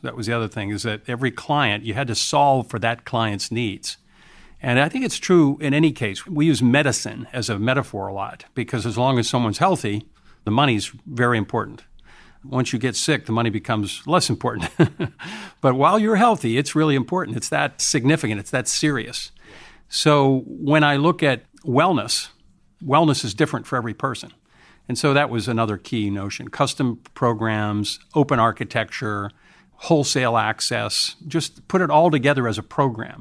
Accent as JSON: {"language": "English", "country": "United States", "said": "being an American."}